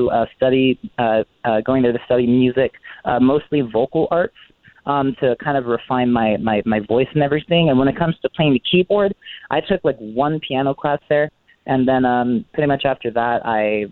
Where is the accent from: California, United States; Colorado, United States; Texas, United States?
California, United States; Coachella Valley; I am a Coachella Valley native, born and raised. I'm 26 now. Yeah, I've been here my whole life